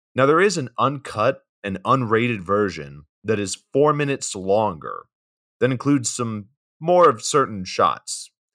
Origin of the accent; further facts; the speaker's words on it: Georgia, United States; We're both from Georgia